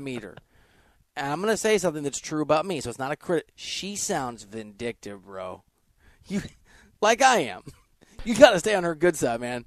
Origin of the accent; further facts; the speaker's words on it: Iowa, United States; I'm from Iowa and I, my family's from Nebraska, Wisconsin, Iowa.